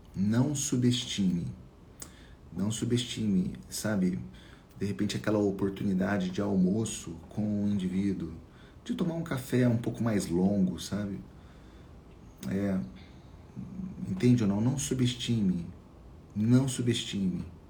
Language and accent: Portuguese; Minas Gerais, Brazil; eu sou mineiro